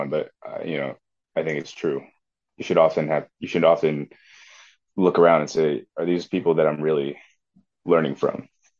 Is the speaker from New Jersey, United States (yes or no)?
yes; Tenafly, New Jersey, United States; growing up in Tenafly